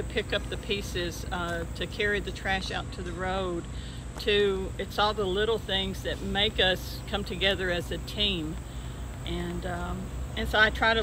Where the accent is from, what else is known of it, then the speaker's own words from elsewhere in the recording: Smyrna, Tennessee, United States; I'm from Smyrna, Tennessee